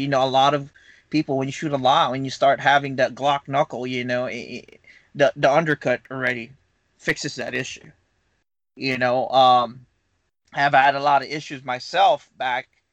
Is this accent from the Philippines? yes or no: yes; Philippines; moved away as an adult; now in Huntsville, United States; I came from the Philippines. Uh, I don't know if you can tell my accent, but uh, total in America, I've been here for about 13 years now.